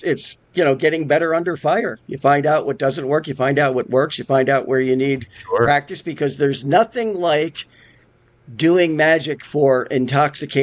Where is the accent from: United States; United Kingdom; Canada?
United States; Albany, New York; also born or lived in Las Vegas, Nevada; now in Pennsylvania, United States; I grew up in Albany, New York.